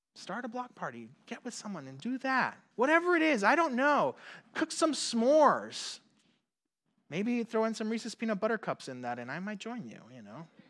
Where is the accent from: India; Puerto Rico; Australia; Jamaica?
Puerto Rico; moved away; growing up in Puerto Rico.